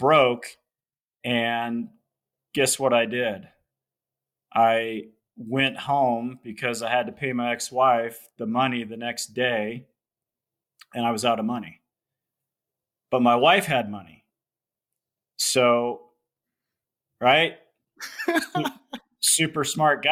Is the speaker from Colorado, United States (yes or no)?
yes; Loveland, Colorado, United States; I'm in Colorado. I grew up in Loveland, Colorado.